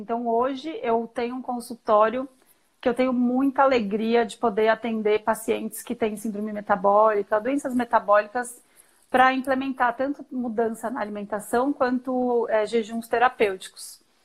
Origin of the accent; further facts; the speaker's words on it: São Paulo, Brazil; moved away as an adult; now in Campinas, Brazil; Então eu sou eu sou paulista, paulistana, são paulina.